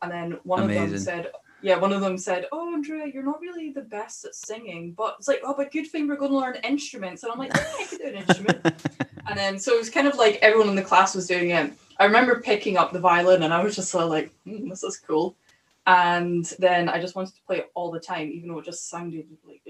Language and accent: English; Dumfries, Scotland, United Kingdom; So I'm from Dumfries. That's where my dad's from and all that side of the family.